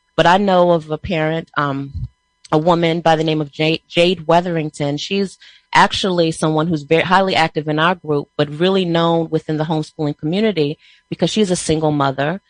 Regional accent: Prince George's County, Maryland, United States; we're from Prince George's County, Maryland

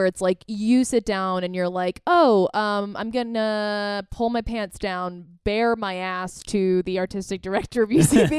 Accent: Florida, United States; I grew up in Florida.

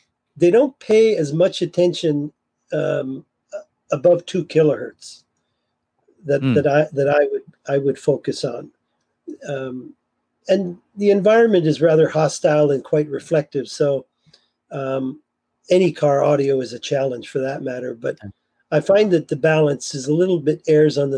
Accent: Kitchener, Ontario, Canada; my hometown, Kitchener-Waterloo

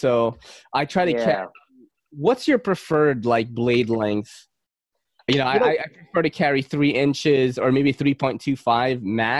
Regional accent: Philippines; now in New York City, United States; look, I'm from Manny Pacquiao country. I'm not Chinese. But Manny Pacquiao, the boxer.

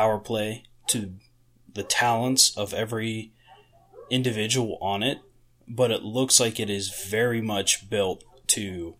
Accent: near Pittsburgh, Pennsylvania, United States; growing up near Pittsburgh

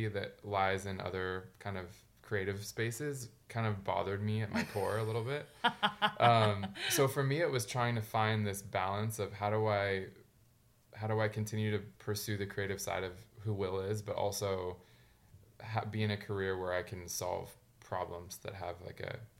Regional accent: near Sacramento, Northern California, United States; I grew up in California, in Northern California, in a small town kind of outside of Sacramento, which is, if people don't know where that is, it's kind of an hour drive from San Francisco.

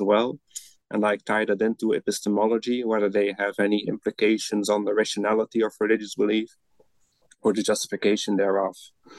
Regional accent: Belgium; English is a second language; moved away as an adult; now in Netherlands; I'm originally from Belgium, where I studied first, and then I moved to the Netherlands to get my PhD.

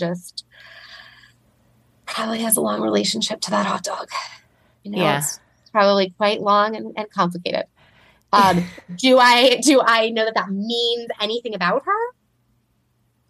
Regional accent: Southern California, United States; moved away as an adult; I do live in Southern California and I grew up here

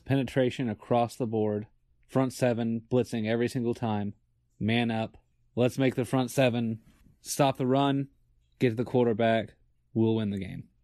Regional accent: Virginia, United States; moved away as an adult; now in Atlanta, United States; when I first got to school and growing up in Virginia

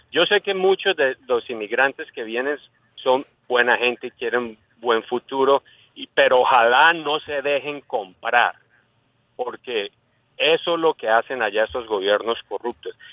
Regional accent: Colombia; Colombia, Colombia.

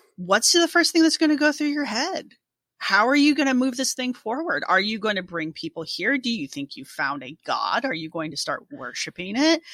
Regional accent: United States; all three of us are Americans

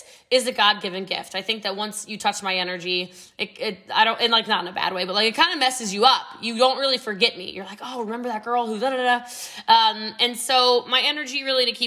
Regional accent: Middletown, Maryland, United States; moved away as an adult; also born or lived in New York; now in Texas, United States; I came from a really rough childhood. I'm actually from Frederick County, Maryland, but I'm from Middletown before it was Middletown now

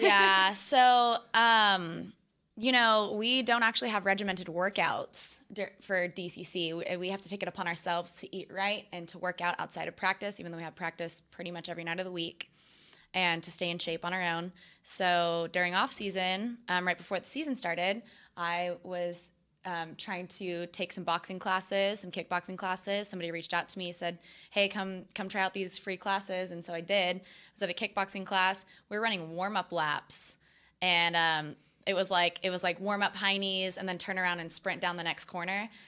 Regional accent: Austin, Texas, United States; moved away as an adult; also born or lived in Hawaii; grew up in Austin, but went to college in Hawaii

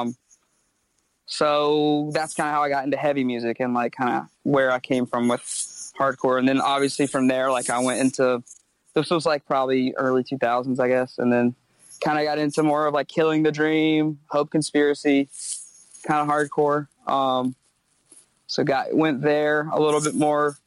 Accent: Myrtle Beach, South Carolina, United States; moved away as an adult; now in Charleston, United States; grew up in Myrtle Beach, small town, not kind of a tourist town

